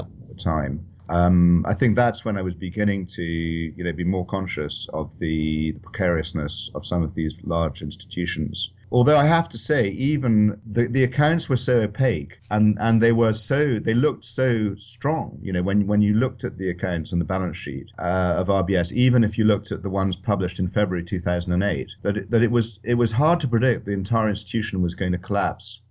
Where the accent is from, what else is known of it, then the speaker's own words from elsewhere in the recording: Edinburgh, Scotland, United Kingdom; also born or lived in London / Paris; I was born in Edinburgh. I went to school at Edinburgh University in Saint Andrews